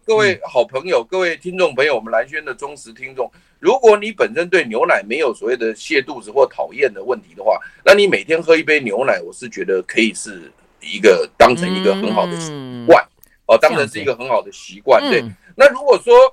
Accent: Taiwan; 我们台湾人

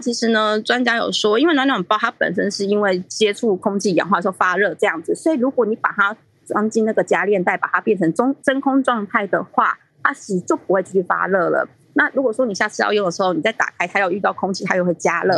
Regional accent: Japan; 我们日本人啊

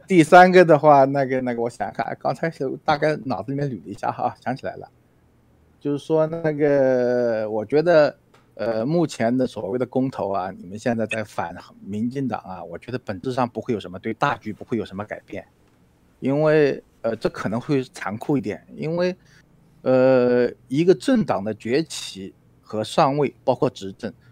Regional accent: China; 我是大陆的

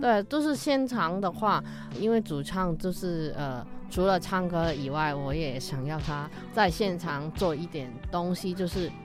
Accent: Hong Kong; accent: Hong Kong accent; Chinese is a second language; moved away as an adult; now in Taiwan; 还是会有一点怪怪的香港腔

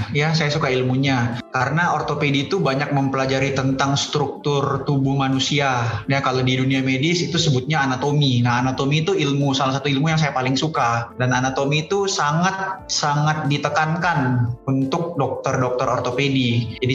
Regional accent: Makassar, South Sulawesi, Indonesia; Saya lahir besarnya dari Makassar.

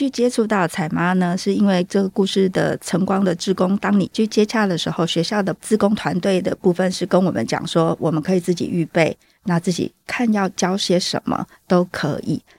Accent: southern Taiwan, Taiwan; moved away as an adult; now in Taoyuan, Taiwan; 因为我是从南部来到桃园定居

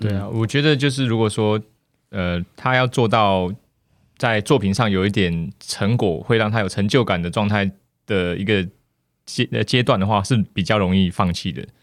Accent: Taiwan; moved away as an adult; also born or lived in Australia; 因为我自己以前在台湾的时候，其实是 很安逸的一个状态

